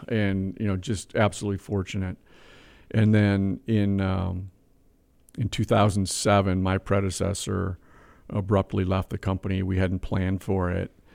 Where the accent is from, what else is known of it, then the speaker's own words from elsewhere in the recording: Whitehall, Wisconsin, United States; I was born in Whitehall, Wisconsin, population fourteen sixty-one.